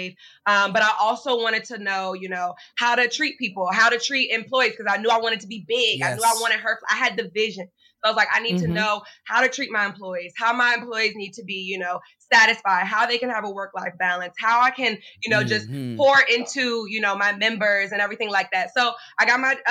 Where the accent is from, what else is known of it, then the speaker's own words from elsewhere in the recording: Richmond, Virginia, United States; moved away as an adult; now in Maryland, United States; I'm actually from Richmond, Virginia. So I moved to Maryland